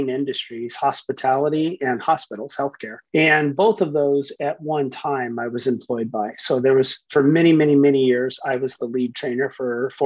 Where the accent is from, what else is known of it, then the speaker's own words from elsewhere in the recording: San Francisco Bay Area, Northern California, United States; Northern California, San Francisco Bay Area, just right in between San Francisco and San Jose, right by Stanford.